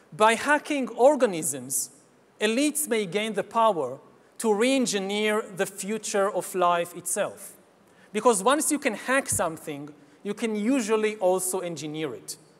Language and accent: English; Israel; my home country of Israel